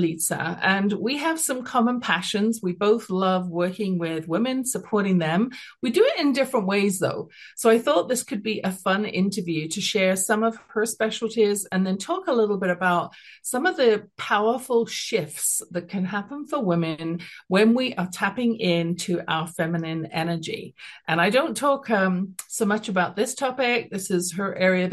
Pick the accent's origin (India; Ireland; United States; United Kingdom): United Kingdom; accent: British; now in Calgary, Canada; I have a British accent, I'm at the base of the Rocky Mountains, living here for the last, almost 40 years